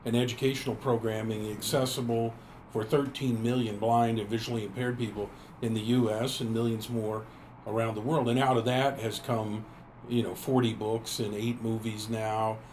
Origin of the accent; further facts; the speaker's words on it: Tulsa, Oklahoma, United States; I grew up here in Tulsa